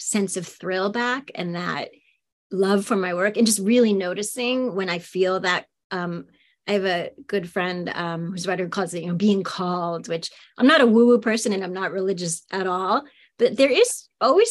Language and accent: English; New York City, New York, United States; also born or lived in Austin, Texas; now in Philadelphia area, United States; I grew up in Queens in New York City